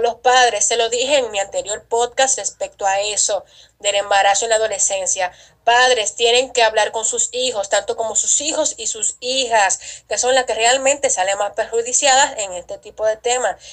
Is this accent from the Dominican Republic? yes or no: yes; Dominican Republic; en mi país, República Dominicana